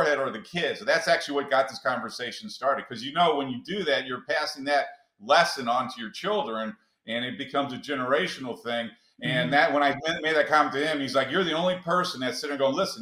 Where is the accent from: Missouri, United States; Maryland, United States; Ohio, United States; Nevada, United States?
Missouri, United States; St. Louis; I was raised in St. Louis, so my parents were poor